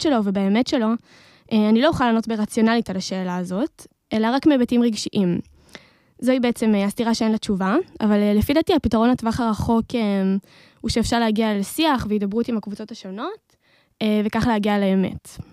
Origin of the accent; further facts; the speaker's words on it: Modi'in, Central District, Israel; אני uh, ממודיעין